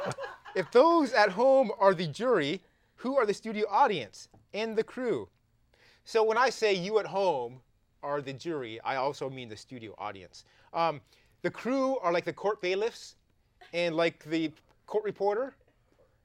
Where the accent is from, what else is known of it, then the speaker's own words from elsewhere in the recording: Canada; accent: Canadian; in Canada, we say drama instead of drama